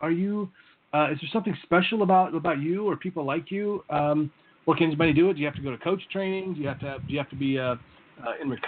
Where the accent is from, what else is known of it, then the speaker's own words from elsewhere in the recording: United States; L because I'm American.